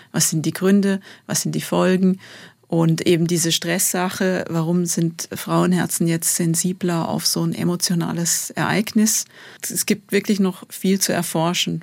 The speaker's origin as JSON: {"language": "German", "town": "Bad Säckingen", "region": "Baden-Württemberg", "country": "Germany", "tie": "born or raised there", "also_born_or_lived": "Rheinfelden / Tübingen / Calw", "moved": "as an adult", "lives_now": "Switzerland", "said": "Ich bin in Bad Säckingen aufgewachsen"}